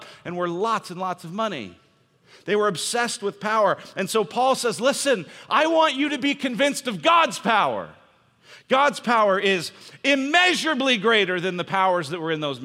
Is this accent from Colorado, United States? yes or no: yes; Denver, Colorado, United States; moved away as an adult; also born or lived in Illinois; I'm from Denver, went to college at University of Illinois, and every Christmas I would come home for Christmas